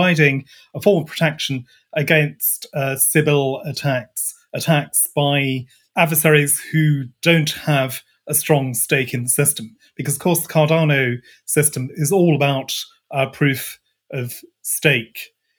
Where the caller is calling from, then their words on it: Scotland, United Kingdom; So I'm greetings from Scotland, just north of the Forth Bridge. Bright and sunny here.